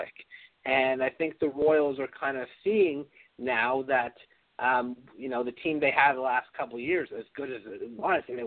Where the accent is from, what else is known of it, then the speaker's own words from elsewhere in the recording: Toronto, Ontario, Canada; I'm from Toronto